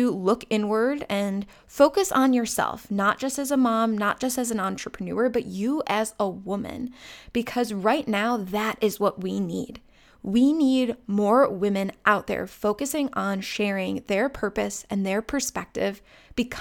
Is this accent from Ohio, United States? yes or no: yes; Chagrin Falls, Ohio, United States; my hometown of Chagrin Falls, Ohio